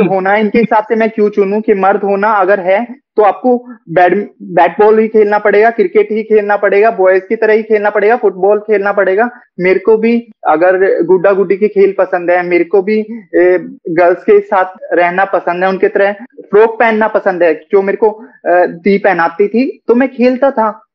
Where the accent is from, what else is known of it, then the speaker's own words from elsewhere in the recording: Haryana, India; हरियाणा से होके खुद को एक्सेप्ट करना बहुत बड़ी बात है मेरे लिए बहुत डिफिकल्ट रहा है